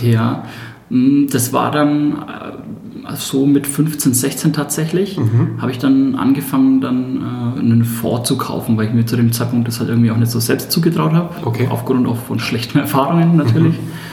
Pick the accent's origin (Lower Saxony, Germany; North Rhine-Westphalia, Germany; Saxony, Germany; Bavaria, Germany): Bavaria, Germany; Hersbruck; accent: Franconian; entschuldigt meinen fränkischen Dialekt den kann ich nur teilweise ausstellen. Ich selbst bin 31 Jahre und komme aus Hersbruck, das ist im Nordosten von Nürnberg. Bin da groß geworden